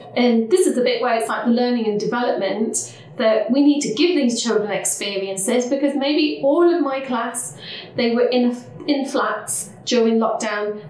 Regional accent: Leicester, East Midlands, United Kingdom; I'm from Leicester

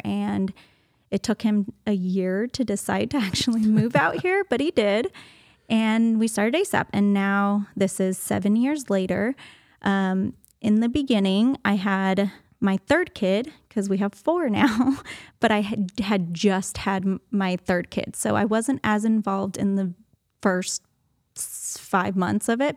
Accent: Los Angeles, California, United States; moved away as an adult; also born or lived in San Diego; now in Tyler, United States; I was born and raised in Los Angeles

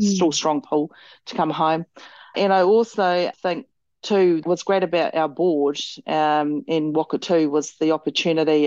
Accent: Motueka, Tasman, New Zealand; I grew up here in Motueka

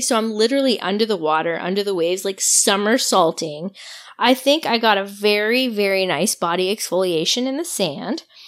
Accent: Quebec, Canada; I'm from Quebec, so this was the beginning of like such an incredible week for me where I spoke French the whole week. I got to practice my French all week

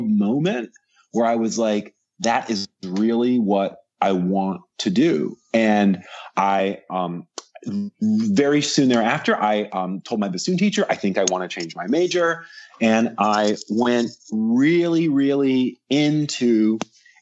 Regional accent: Central Virginia, United States; moved away as an adult; also born or lived in Knoxville, Tennessee; I grew up in Central Virginia

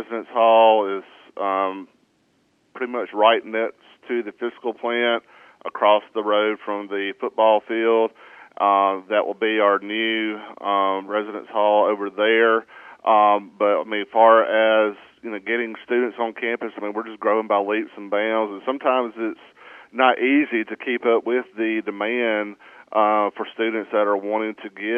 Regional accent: Batesville, Mississippi, United States; also born or lived in Raymond, Mississippi (Hinds Community College); I'm an original North Mississippian. I grew up in the Batesville area, went to school at North Delta

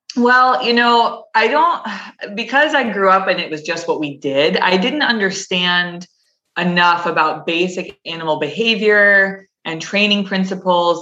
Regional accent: Connecticut, United States; I grew up in Connecticut, um, so in New England

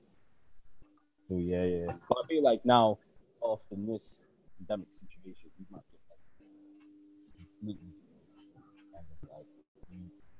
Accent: London, United Kingdom; me as a Londoner

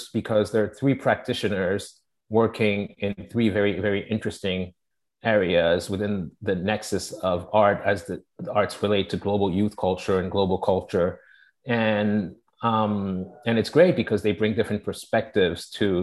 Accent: Togo; also born or lived in Paris, France / London, United Kingdom; now in New York, United States; I am from Togo. I was born in Togo, raised in Togo, but then I grew up a lot in Paris and London

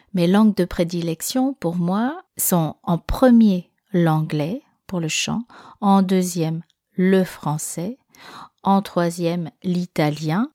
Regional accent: France; first language French; je suis en France, que je suis née en France, que je c'est ma langue maternelle

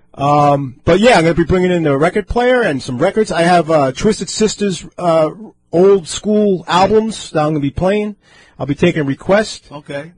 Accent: Levittown, New York, United States; I grew up in, in Levittown, Long Island

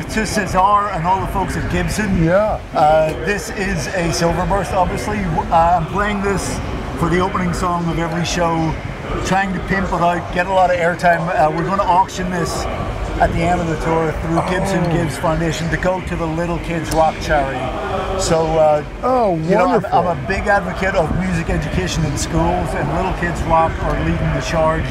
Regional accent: County Antrim, Northern Ireland, United Kingdom; I was born and raised in County Antrim in Northern Ireland

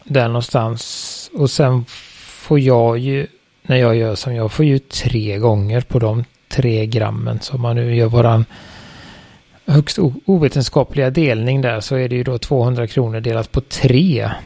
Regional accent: Sweden; vi i Sverige

